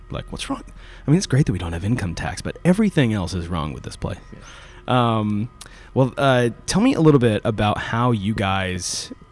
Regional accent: Florida, United States; I grew up in Florida

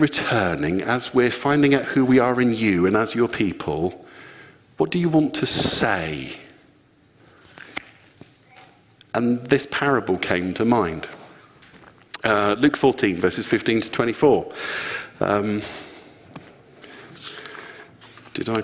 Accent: Luton, East of England, United Kingdom; I'm from Luton

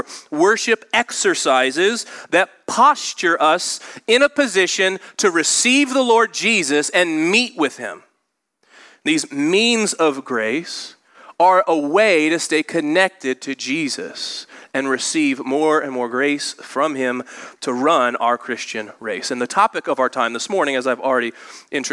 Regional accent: Indianapolis, Indiana, United States; I grew up in Indianapolis

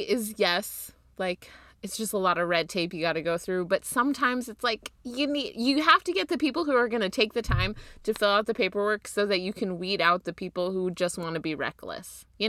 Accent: New Jersey, United States; I'm from New Jersey, so, you know.

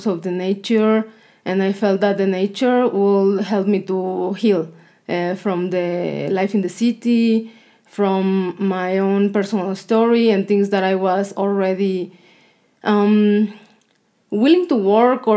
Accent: southern Mexico, Mexico; English is a second language; moved away; I'm from Mexico, from the south of Mexico.

